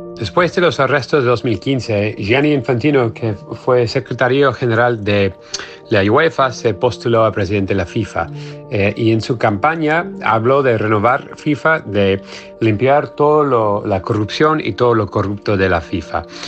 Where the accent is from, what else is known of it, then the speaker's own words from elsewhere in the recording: United States; soy periodista norteamericano